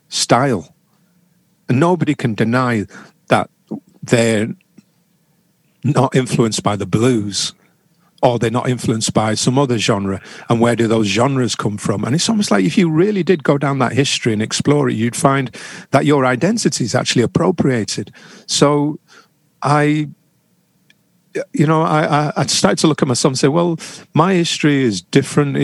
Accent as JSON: {"language": "English", "town": "Manchester", "region": "North West England", "country": "United Kingdom", "tie": "born or raised there", "said": "I was born in Manchester. I was born in Longsight on a council estate. I grew up happy, poor but happy."}